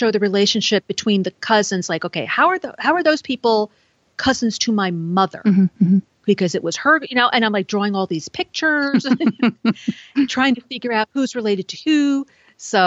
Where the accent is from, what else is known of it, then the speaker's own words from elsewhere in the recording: New York City, New York, United States; when I was born in New York City